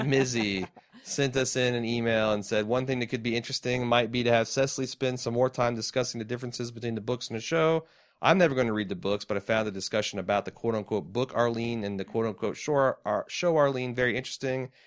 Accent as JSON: {"language": "English", "town": "Mooresville", "region": "Indiana", "country": "United States", "tie": "born or raised there", "said": "We too grew up in a small, shitty Indiana towns. Mooresville represent."}